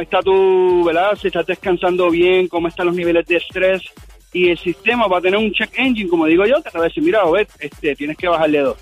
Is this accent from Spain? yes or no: no; Puerto Rico; soy de Puerto Rico